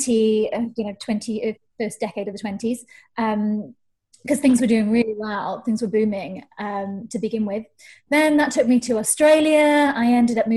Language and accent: English; Wales, United Kingdom; also born or lived in Canada; I was born in Canada, but I grew up in Wales. So I think I'm Welsh